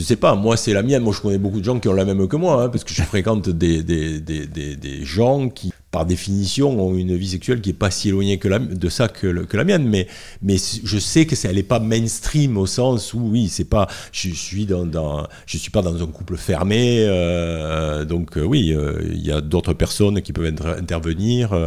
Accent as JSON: {"language": "French", "area": "the South", "region": "southern France", "country": "France", "also_born_or_lived": "Paris / Toulouse", "accent": "Sud", "moved": "as an adult", "said": "j'ai l'accent du Sud, mais à l'époque je l'avais beaucoup plus."}